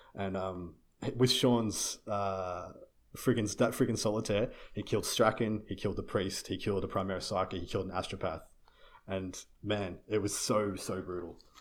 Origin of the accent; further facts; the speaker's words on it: Australia; I'm Australian